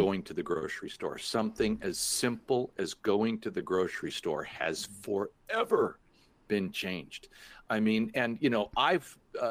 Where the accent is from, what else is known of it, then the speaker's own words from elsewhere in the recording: Los Angeles, California, United States; also born or lived in Park City, Utah; I grew up here in Los Angeles